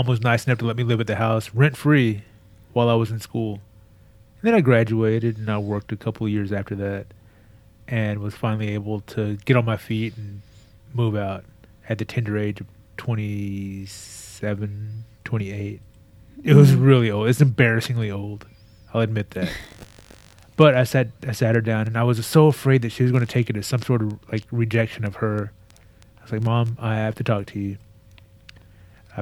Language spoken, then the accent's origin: English; Texas, United States; moved away as an adult; I was sad to be out of Texas